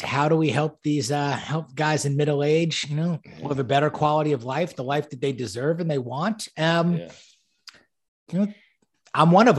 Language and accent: English; New York, United States; I was born and raised in New York and, you know, grew up in a very privileged capacity where didn't really know from hardship